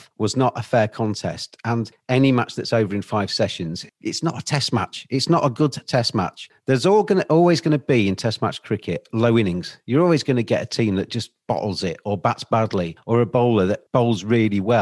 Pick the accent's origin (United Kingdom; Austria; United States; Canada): United Kingdom; England; as an English person